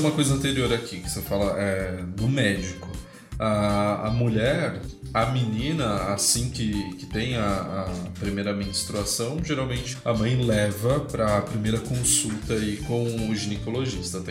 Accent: São Paulo, Brazil; Hoje eu bato no peito e falo que eu sou do Grajaú sim com orgulho

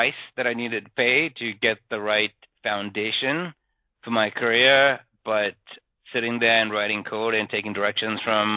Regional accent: Sri Lanka; moved away as an adult; I grew up in Sri Lanka

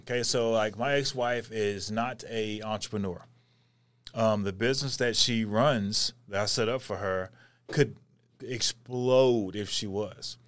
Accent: North Texas, United States; I'm from North Texas

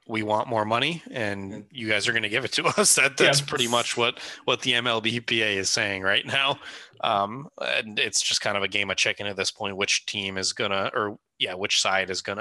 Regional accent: United States; as an American

